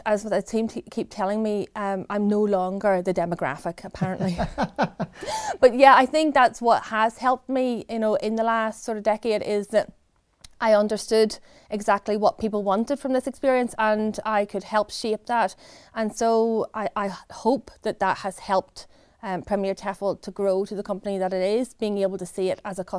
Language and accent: English; Stirling, Scotland, United Kingdom; moved away as an adult; now in England; I came from Stirling in Scotland over to the south coast here, and I started working for the company as a new graduate.